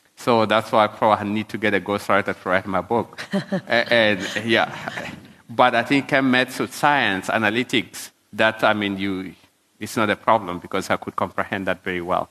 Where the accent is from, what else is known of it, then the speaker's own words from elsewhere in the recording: South Sudan; now in South Africa; when I was growing up in South Sudan.